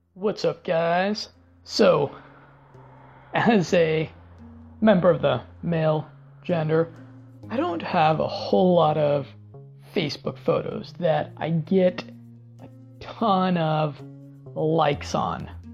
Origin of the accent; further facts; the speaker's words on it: Denver, Colorado, United States; moved away; my native Denver, Colorado